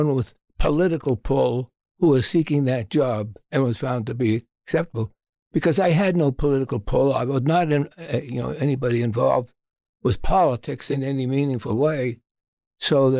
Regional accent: Boston, Massachusetts, United States; moved away as an adult; now in Washington, D.C., United States; I was originally from Boston, Massachusetts.

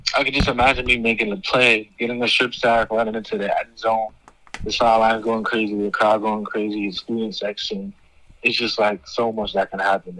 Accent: New York City, New York, United States; New York, my home state

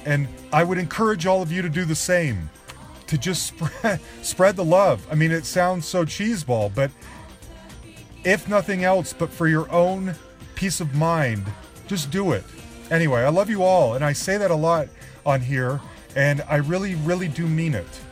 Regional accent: Salt Lake City, Utah, United States; moved away; both of us growing up in Salt Lake City at the same time

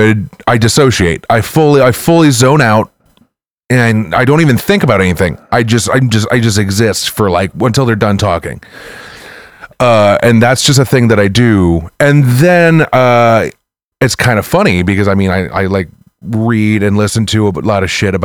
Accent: St. Louis, Missouri, United States; I'm from Lewis, Missouri

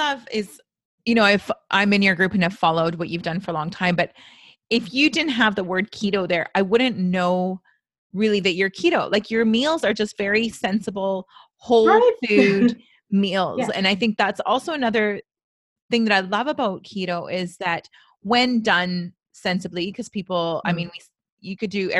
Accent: Canada; I'm so Canadian.

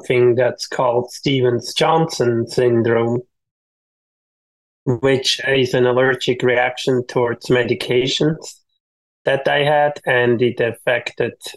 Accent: Switzerland; moved away as an adult; now in Folsom, United States; all my growing up in Switzerland, even through business school

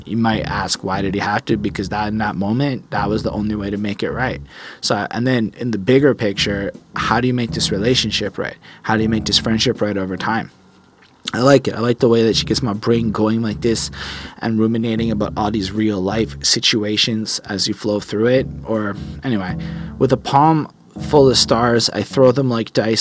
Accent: Canada; also born or lived in Quebec; as a Canadian

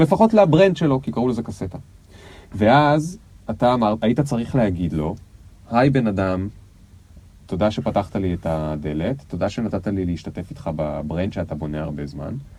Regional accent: the Krayot, Haifa District, Israel; גדלתי בקריות

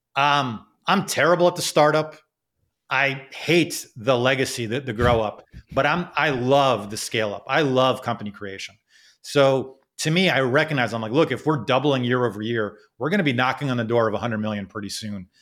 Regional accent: United States; also born or lived in Kuwait / Canada / Philadelphia; I ended up growing up in America, and, um, who knows how my life would have been had I, had I stayed in Kuwait

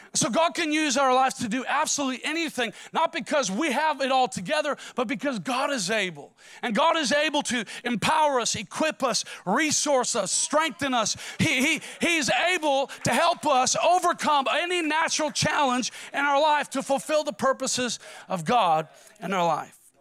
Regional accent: Minnesota, United States; I'm from Minnesota

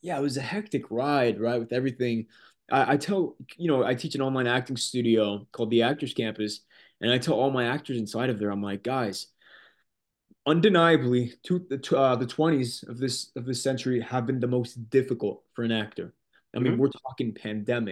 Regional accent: Corona, California, United States; my hometown is Corona, California

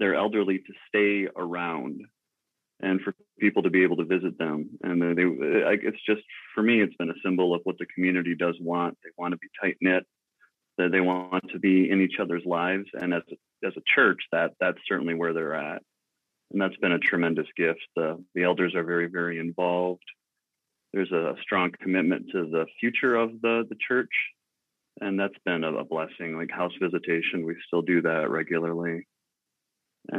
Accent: West Michigan, United States; moved away as an adult; now in Inwood, Iowa, United States; I grew up in West Michigan

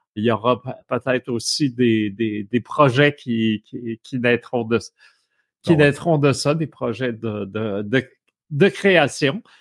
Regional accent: Abitibi, Quebec, Canada; j'ai grandi euh, en Abitibi

